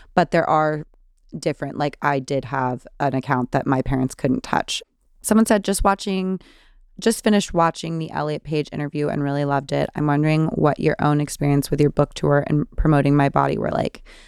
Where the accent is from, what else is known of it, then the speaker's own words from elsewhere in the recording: California, United States; I'm from California